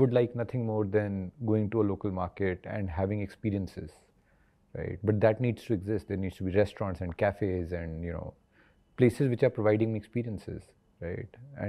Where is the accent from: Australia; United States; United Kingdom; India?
India; looking at India has just been that, when I go back to my hometown, I go back to a lot of these places, which are what we'd call tier 3, tier 4 cities.